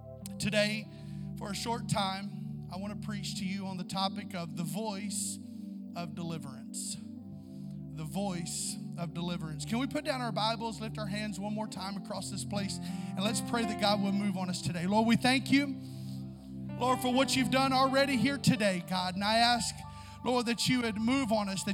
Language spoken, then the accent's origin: English; Southeast Missouri, United States; we're both from Southeast Missouri, so there's a lot of that same vernacular there and sayings that we know and have heard before growing up